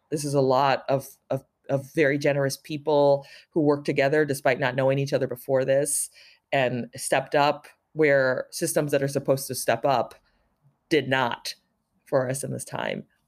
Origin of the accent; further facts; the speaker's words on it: San Francisco, California, United States; growing up in San Francisco